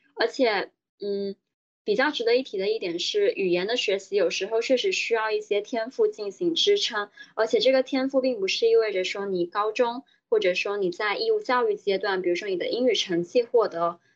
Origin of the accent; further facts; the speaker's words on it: Guangdong, China; moved away as an adult; now in Shanghai, China; 我是广东人，所以当时爸妈是认为觉得去北京太远了，而且他们更希望我留在广东省内